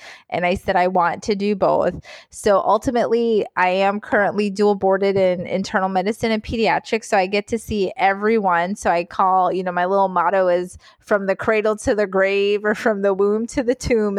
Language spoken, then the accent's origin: English; North Carolina, United States; accent: Southern; initially lived in the South. We lived in North Carolina. I was cute. I was a little brown girl with my little Southern accent. My mom was always like, oh, I wish you kept that little Southern accent. So I had my little Southern accent when I was little.